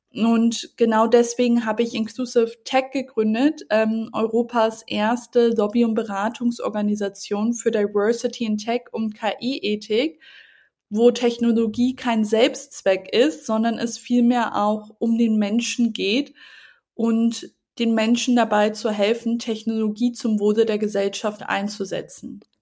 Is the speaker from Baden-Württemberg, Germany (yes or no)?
no; Hamburg, Germany; Großstädten wie Hamburg, ähm, wo ich auch mir den Markt anschaue, einfach auch weil es meine Heimatstadt ist